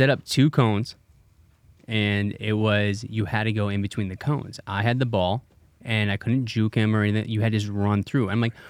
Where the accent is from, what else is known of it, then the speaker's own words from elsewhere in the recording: Wisconsin, United States; So I grew up in Wisconsin.